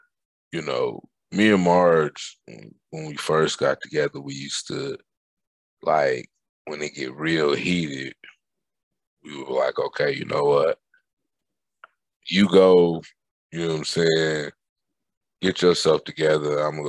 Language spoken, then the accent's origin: English; Germany; born there; And so I was born in Germany.